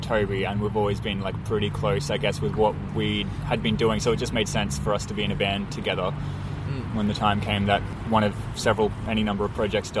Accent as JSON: {"language": "English", "town": "Brisbane", "region": "Queensland", "country": "Australia", "tie": "born or raised there", "also_born_or_lived": "Sydney", "said": "I was born in Sydney, but I've been in Brisbane since I was 5."}